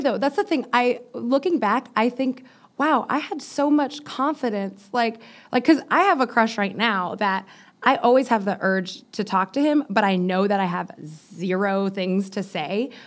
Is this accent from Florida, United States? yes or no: yes; Miami, Florida, United States; moved away; I'm from Miami